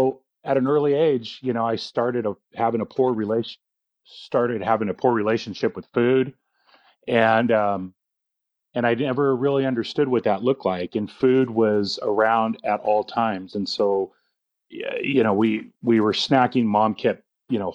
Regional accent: Orange County, California, United States; born and raised in Orange County, California

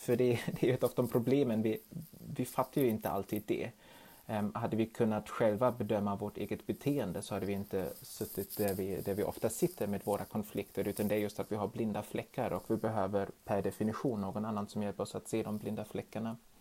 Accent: Germany; now in Sweden; i mitt hemland Tyskland

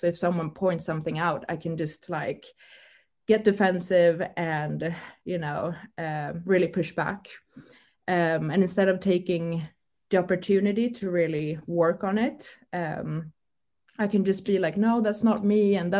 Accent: Sweden; English is a second language; now in United Kingdom; As many of you might know, I moved from Sweden 9 months ago to the UK.

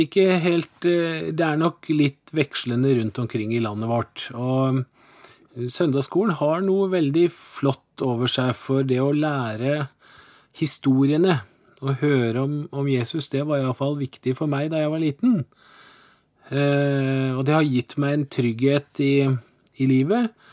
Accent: Porsgrunn, Telemark, Norway; moved away as an adult; also born or lived in Oslo; now in Kristiansand, Norway; jeg ble født i Porsgrunn. Jeg er telemarking. Eh, og der vokste jeg opp òg

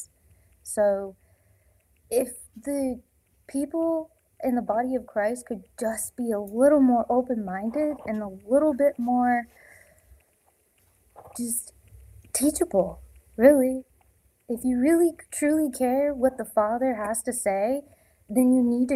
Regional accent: North Dakota, United States; I'm originally from North Dakota

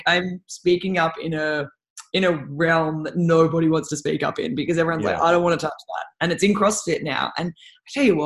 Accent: Australia; I'm from Australia.

